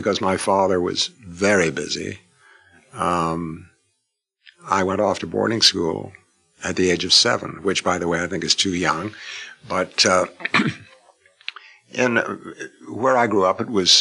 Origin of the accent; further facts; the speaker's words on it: Canada; I'm a Canadian.